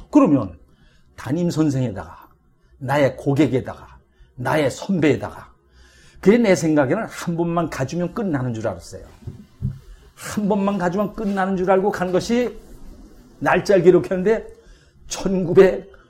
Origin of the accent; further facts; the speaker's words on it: Gwangju, Gyeonggi Province, South Korea; 80여 년 전 곤지암에서 태어났을 때 참 일제가 발악을 하던 이런 시대에 이렇게 한 가정에 가난한 농부 가정에 7남매 중 장남으로 태어났습니다